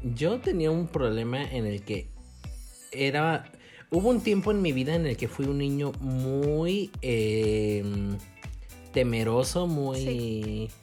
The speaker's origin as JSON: {"language": "Spanish", "country": "Mexico", "said": "somos mexicanos"}